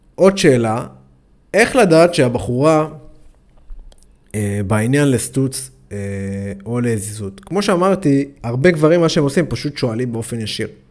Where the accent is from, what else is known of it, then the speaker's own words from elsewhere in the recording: Ashkelon, Southern District, Israel; אני במקור אה, מאשקלון